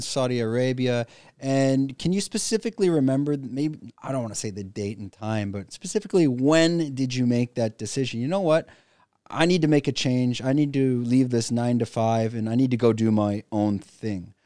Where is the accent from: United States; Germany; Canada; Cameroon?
Canada; moved away as an adult; now in Phuket, Thailand; I'm a Canadian expat living in Phuket, Thailand